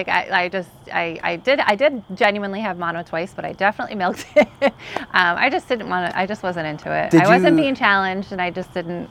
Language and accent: English; Hazlet, New Jersey, United States; also born or lived in Union County, New Jersey; And I grew up in Hazlitt, went to Raritan.